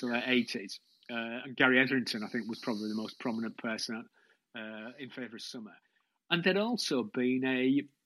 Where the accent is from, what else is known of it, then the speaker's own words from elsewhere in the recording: Hull, Yorkshire and the Humber, United Kingdom; I'm from Hull